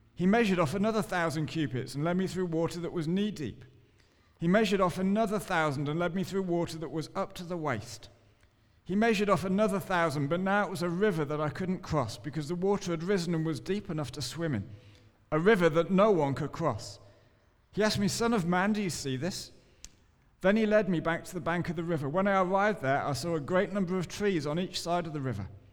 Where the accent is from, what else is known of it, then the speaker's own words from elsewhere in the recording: England, United Kingdom; I'm English